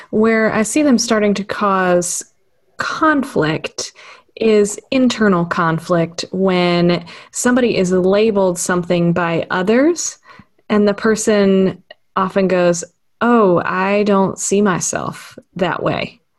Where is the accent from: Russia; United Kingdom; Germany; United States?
United States; Texas; I was born in Texas, and so I would call myself, and then went back there for college, so I would call myself a Texan